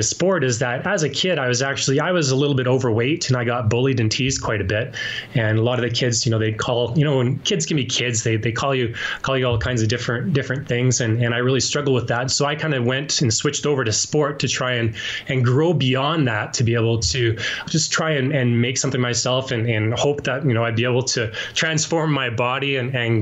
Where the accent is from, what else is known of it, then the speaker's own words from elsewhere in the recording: Yorkton, Saskatchewan, Canada; I was born and raised in Yorkton, Saskatchewan, which is a little place in the prairies